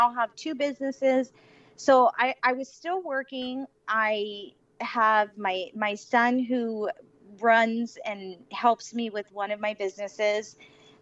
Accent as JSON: {"language": "English", "town": "Los Angeles", "region": "California", "country": "United States", "tie": "born or raised there", "also_born_or_lived": "Las Vegas", "moved": "as an adult", "said": "I grew up in LA, Orange County, very, very familiar with it"}